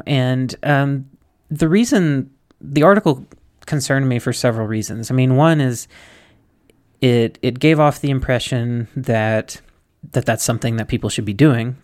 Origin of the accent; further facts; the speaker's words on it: Mississippi, United States; I come from Mississippi where you have to keep that stuff under wraps